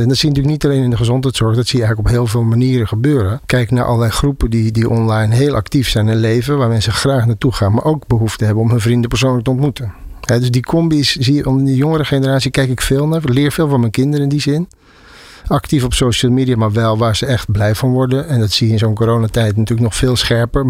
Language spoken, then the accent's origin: Dutch; Zeeland, Netherlands; Ik kom uit Zeeland, uh, Bijbelbelt.